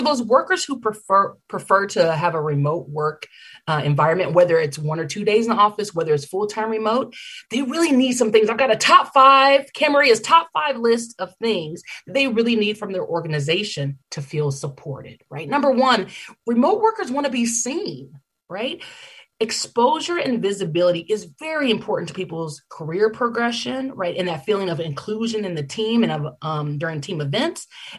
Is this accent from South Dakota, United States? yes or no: no; Oakland, California, United States; Rocky Road ice cream was actually invented in my hometown of Oakland, California, back in the Great Depression